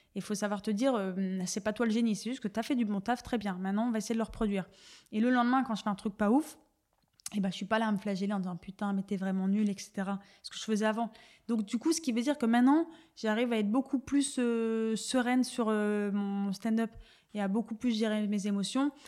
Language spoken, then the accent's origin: French; Dunkirk, Hauts-de-France, France; moved away; je viens euh, de Dunkerque euh, dans un milieu plutôt euh, populaire